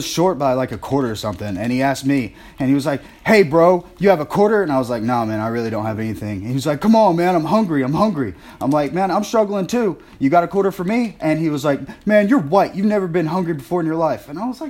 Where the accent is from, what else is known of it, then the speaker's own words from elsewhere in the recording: North Carolina, United States; I grew up in North Carolina.